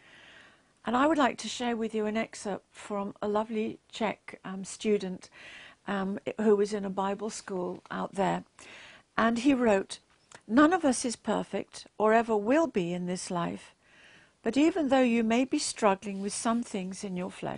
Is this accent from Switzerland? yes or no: no; England, United Kingdom; I'm English